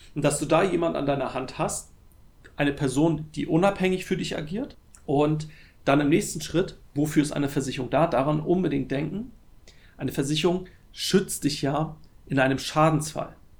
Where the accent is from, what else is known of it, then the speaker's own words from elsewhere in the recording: Germany; bei uns in Deutschland